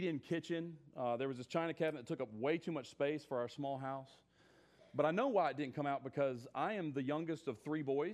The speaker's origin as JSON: {"language": "English", "region": "South Carolina", "country": "United States", "accent": "southern", "moved": "yes", "said": "I'm originally from South Carolina"}